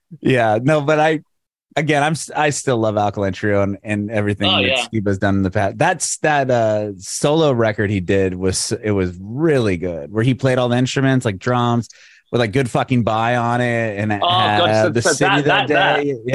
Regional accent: San Diego, California, United States; So like I grew up in San Diego. That's where … was from.

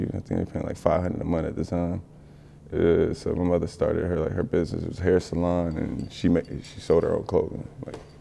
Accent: Orlando, Florida, United States; moved away as an adult; also born or lived in Trenton, New Jersey / Virgin Islands; now in Los Angeles, United States; My pops moved us to Orlando. I grew up in Orlando, Florida. I grew up in Pine Hills

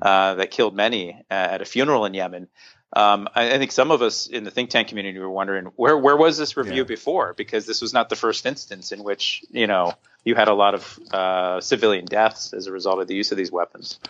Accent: Hershey, Pennsylvania, United States; moved away; I grew up in Hershey, Pennsylvania, in Central Pennsylvania

